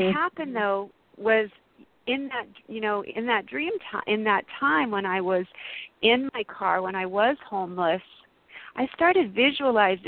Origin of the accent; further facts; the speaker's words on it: Massachusetts, United States; moved away as an adult; now in California, United States; I moved to California. I'm from Massachusetts originally, and I had moved out here to California